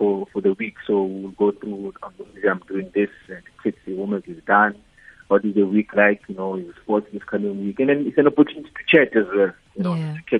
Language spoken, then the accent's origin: English; South Africa; moved away as an adult; now in Tanzania; I'm a South African who's living in Tanzania